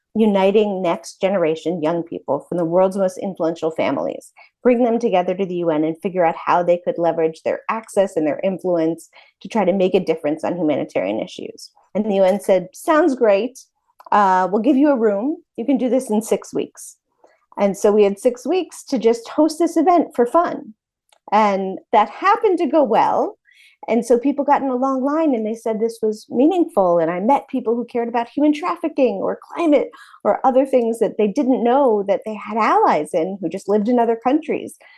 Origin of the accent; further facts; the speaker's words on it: Brooklyn, New York, United States; moved away; also born or lived in Princeton, New Jersey / Philadelphia / Washington, D.C.; I was born in Brooklyn and raised in Brooklyn and in Princeton, New Jersey